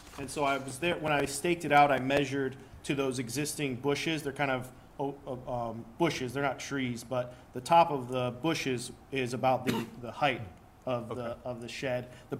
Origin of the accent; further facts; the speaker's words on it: Granger, United States; I'm from Granger, and I know in Granger you have to keep 25 feet from a permanent structure to a permanent structure.